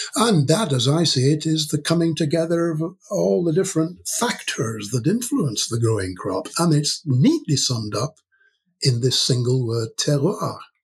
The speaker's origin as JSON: {"language": "English", "town": "York", "region": "Yorkshire and the Humber", "country": "United Kingdom", "tie": "born or raised there", "moved": "as an adult", "lives_now": "Aberystwyth, United Kingdom", "said": "I was born in York, in the north of England, hmm. and I spent the first 18 years of my life there in York"}